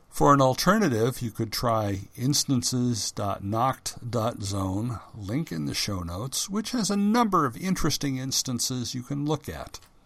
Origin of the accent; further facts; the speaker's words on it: United States; first language English; I'm an American